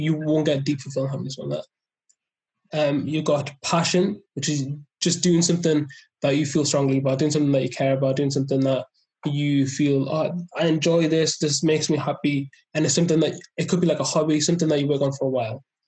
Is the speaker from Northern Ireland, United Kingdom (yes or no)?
no; South Shields, North East England, United Kingdom; also born or lived in Loughborough; I'm from South Shields